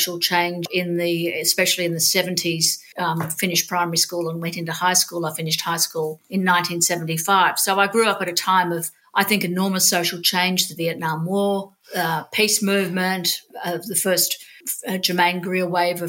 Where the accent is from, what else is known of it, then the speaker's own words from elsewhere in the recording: Sydney, New South Wales, Australia; I grew up in Sydney. I was born in Sydney.